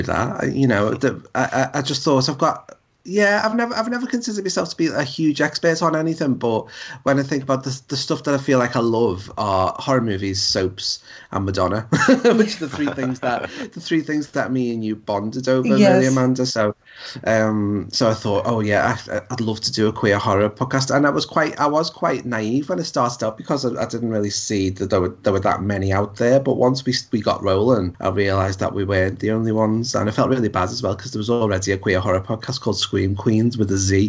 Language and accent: English; United Kingdom; accent: regional; we're British, we're not from London, we're sort of regional voices